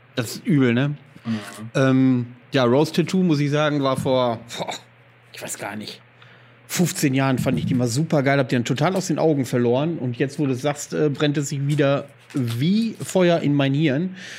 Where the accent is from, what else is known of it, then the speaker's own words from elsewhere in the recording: Greifswald, Mecklenburg-Vorpommern, Germany; moved away; in Greifswald, wo wir herkommen